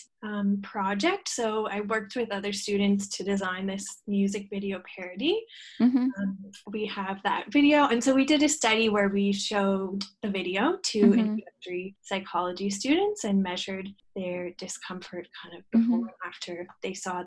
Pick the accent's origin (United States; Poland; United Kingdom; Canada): Canada; west coast of Canada, just outside of Vancouver, British Columbia; moved away as an adult; also born or lived in Antigonish, Nova Scotia, Canada; now in Sydney, Australia; I grew up on the west coast of Canada, just outside of Vancouver